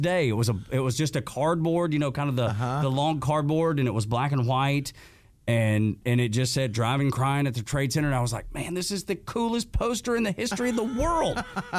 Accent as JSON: {"language": "English", "town": "Dalton", "region": "Georgia", "country": "United States", "tie": "born or raised there", "said": "growing up in Dalton, Georgia, I went to Southeast Whitfield High School"}